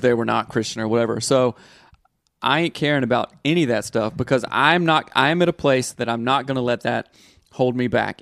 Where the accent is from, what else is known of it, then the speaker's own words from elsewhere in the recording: the South, United States; Growing up in the South